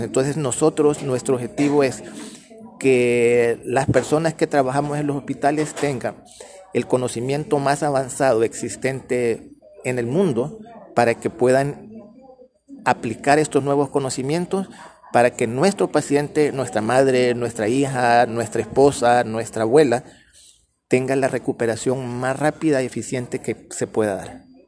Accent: El Salvador; como salvadoreños

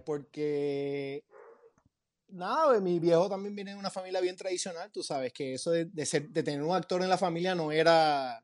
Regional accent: Puerto Rico; moved away as an adult; also born or lived in Los Angeles / New York; now in Miami, United States; Yo, cuando me gradué de high school, eh, iba a seguir una cosa bien tradicional, tú sabes, como toda la gente de Puerto Rico

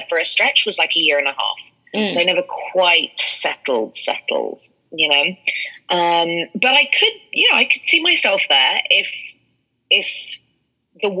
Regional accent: London, United Kingdom; I'm a proper, like, Londoner, born and bred

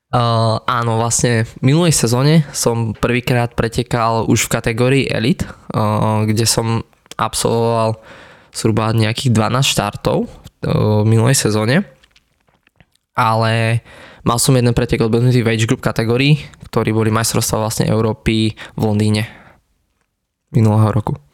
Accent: Hozelec, Prešov Region, Slovakia; obyčajný chalan z Potatier, pochádzam z Hozelca

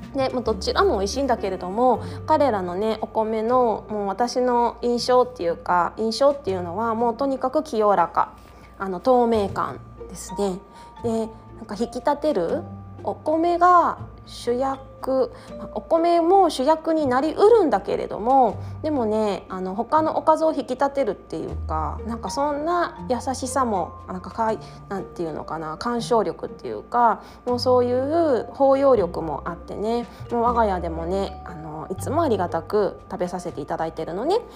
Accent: Kanto, Japan; moved away as an adult; now in Okayama, Japan; 私は実家がね育生まれ育ったのが関東圏ですので四角いお餅で育ちました

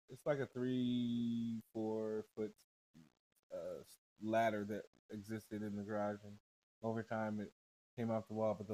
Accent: Indiana, United States; moved away; hey, let me tell you this. When I left Indiana, the motherfuckers trea

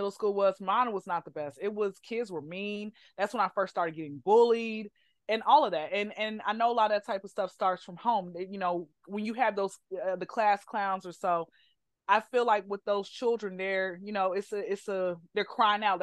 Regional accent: Atlanta, Georgia, United States; I'm from Atlanta, so my mom had worked in Atlanta public school system.

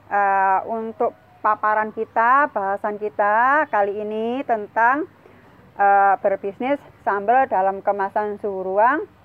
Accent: Sidoarjo, East Java, Indonesia; Karena saya tinggal di Sidoarjo, saya lahir di Sidoarjo

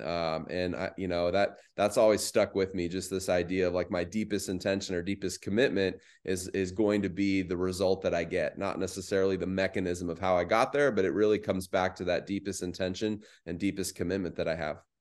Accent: Phoenix, Arizona, United States; also born or lived in Mesa, Arizona; I grew up in the West Valley, so Phoenix Metro.

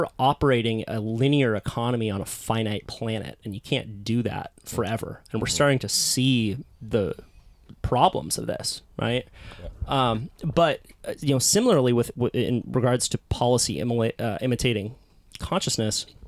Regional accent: Santa Cruz, California, United States; I was also born into a hippie little surf town called Santa Cruz.

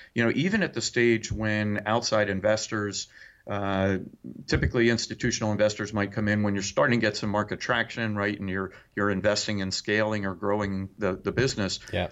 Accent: New Jersey, United States; now in Indiana, United States; I grew up in New Jersey

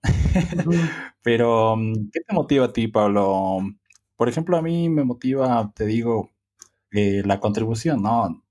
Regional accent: Bolivia; nosotros somos de Bolivia

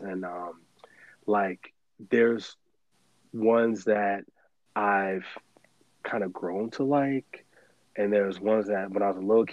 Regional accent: United States; A big part of my pride as a Jamaican, and even though I was born here in the States, that's how I identify. Both my parents are not from here. I'm first generation American

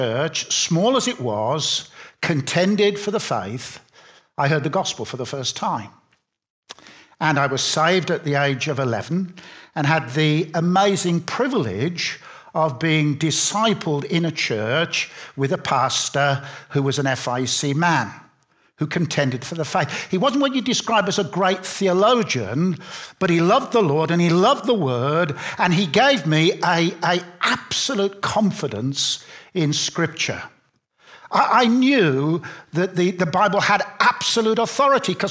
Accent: Birmingham, West Midlands, United Kingdom; moved away; also born or lived in Bath; I grew up in Birmingham

